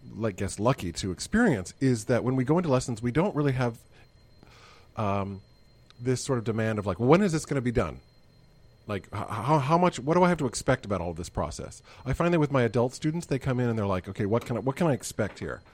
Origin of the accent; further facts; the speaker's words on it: Missouri, United States; I grew up in Missouri